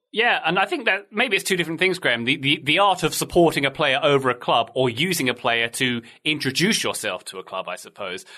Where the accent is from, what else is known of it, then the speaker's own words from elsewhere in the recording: London, United Kingdom; I grew up in South London